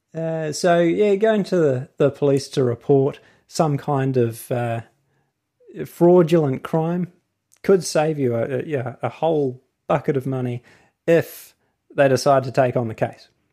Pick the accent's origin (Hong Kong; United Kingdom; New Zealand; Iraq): New Zealand; accent: New Zealand; my accent, New Zealand.